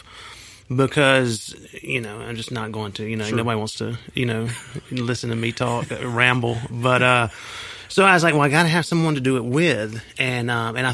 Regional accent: Union City, Georgia, United States; also born or lived in Coweta County, Georgia; I grew up in Union City, which is south of Atlanta

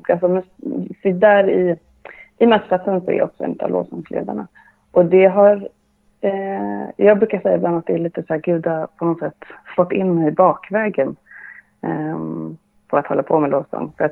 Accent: Sweden; also born or lived in Bolivia; så är jag uppvuxen inom pingströrelsen. Eh, dels i Sverige men också i Sydamerika, mm.

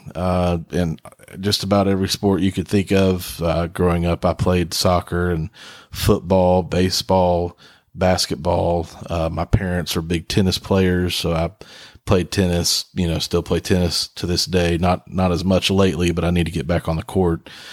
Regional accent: Huntington, West Virginia, United States; now in Sneads Ferry, United States; I'm from West Virginia, from Huntington, West Virginia

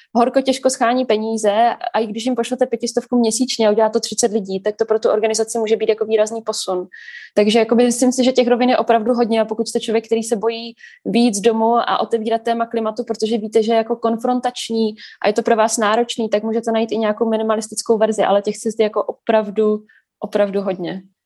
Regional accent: Brno, South Moravian Region, Czechia; jako Brňák, který občas přijde do Prahy pracovně

